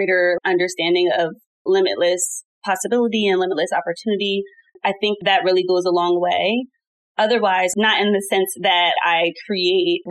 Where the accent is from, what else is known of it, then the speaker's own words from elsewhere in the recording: New Jersey, United States; also born or lived in Atlanta, Georgia; I was born and raised in New Jersey, and I went to college all the way in Atlanta, Georgia.